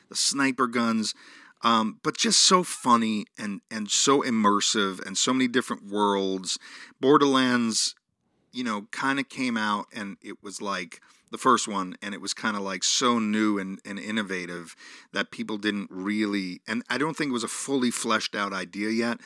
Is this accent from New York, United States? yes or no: yes; New York, United States; Growing up in New York